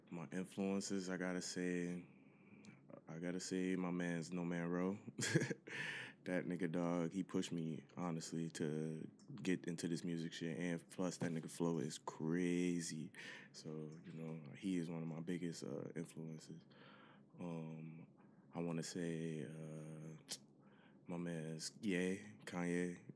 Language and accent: English; Detroit, Michigan, United States; Well, I'm originally um from Detroit, you know what I'm saying? D Town